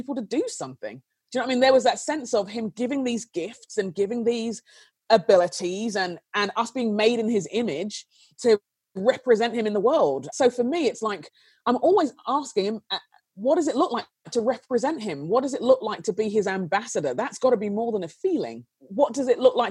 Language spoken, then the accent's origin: English; London, United Kingdom; I grew up in London in a very tense time